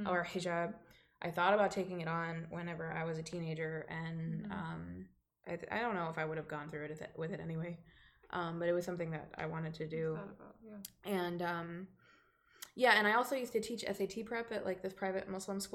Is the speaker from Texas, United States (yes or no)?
yes; Dallas, Texas, United States; born or raised there